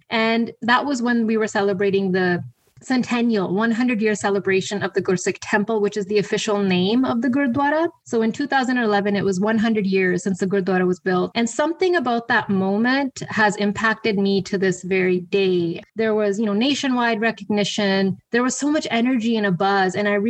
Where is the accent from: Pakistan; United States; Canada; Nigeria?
Canada; Alberta; born or raised there; also born or lived in Bradford, England; now in Abbotsford, Canada